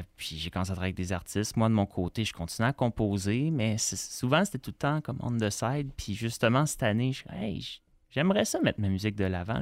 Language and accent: French; Montreal, Quebec, Canada; born or raised there